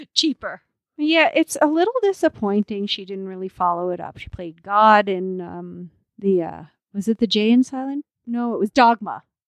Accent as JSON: {"language": "English", "country": "Canada", "said": "as a Canadian"}